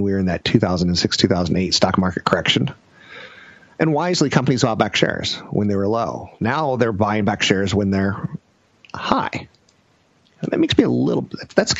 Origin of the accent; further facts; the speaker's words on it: United States; I'm American.